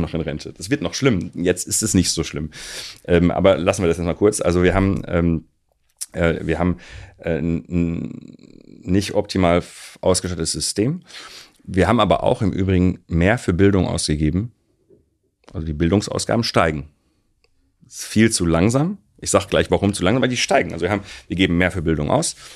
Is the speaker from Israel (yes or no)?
no; Recklinghausen, North Rhine-Westphalia, Germany; ich bin in Recklinghausen aufgewachsen